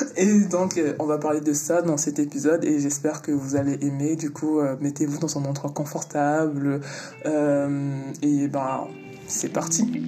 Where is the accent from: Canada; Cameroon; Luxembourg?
Luxembourg; moved away as an adult; also born or lived in Antilles; now in Paris, France; J'ai grandi, euh, j'ai grandi au Luxembourg